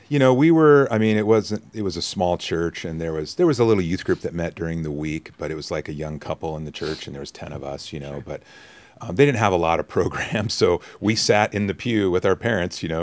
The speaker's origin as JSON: {"language": "English", "town": "Mount Holly", "region": "New Jersey", "country": "United States", "tie": "born there", "said": "so I was born in Mount Holly, oh, okay. uh, which is you know kind of down more closer to Philadelphia."}